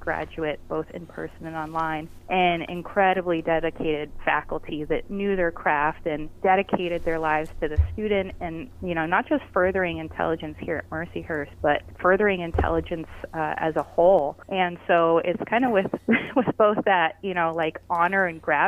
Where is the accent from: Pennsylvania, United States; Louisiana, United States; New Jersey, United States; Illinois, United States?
Pennsylvania, United States; Erie; I grew up in Erie